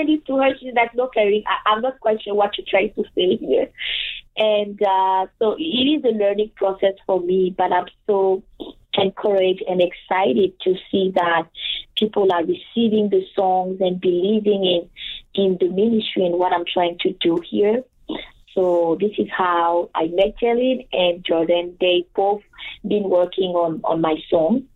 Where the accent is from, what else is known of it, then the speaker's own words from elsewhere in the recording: Côte d’Ivoire; English is a second language; moved away as an adult; now in Winnipeg, Canada; I was born and raised in Ivory Coast, which is a Francophone country in West Africa.